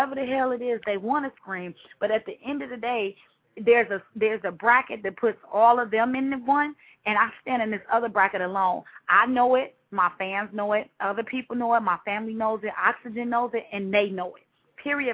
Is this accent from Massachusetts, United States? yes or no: no; Chicago, Illinois, United States; I am from Chicago, born and raised